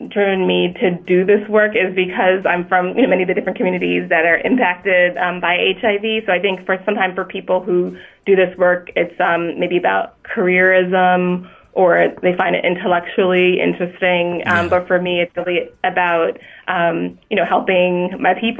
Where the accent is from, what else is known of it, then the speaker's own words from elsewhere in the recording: New York City, New York, United States; I'm originally from Brooklyn, New York.